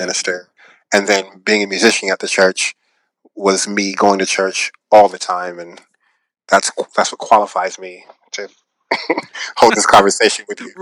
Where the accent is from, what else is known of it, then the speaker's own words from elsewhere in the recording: Seattle, Washington, United States; now in Los Angeles, United States; I'm from Seattle, Washington. That's that's home for me.